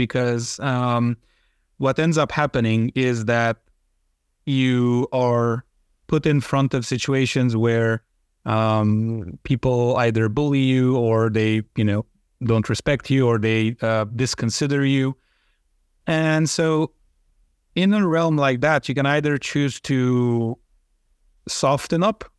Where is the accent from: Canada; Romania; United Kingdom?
Romania; Transylvania; English is a second language; Well, growing up in Romania isn't all that special. What is special in our specific area of Transylvania is that there is a very high number of Hungarians there. And I was one of them, or I am one of them, right?